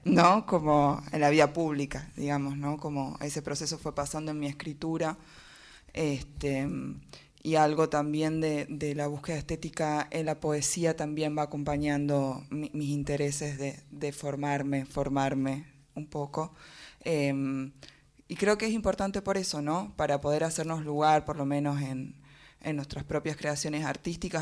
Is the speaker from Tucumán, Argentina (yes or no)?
yes; Tucumán, Argentina; also born or lived in Salta; yo nací en Tucumán, tuve una parte de mi infancia en Tucumán, pero otra parte en Salta. Y después ah, volví a Tucumán.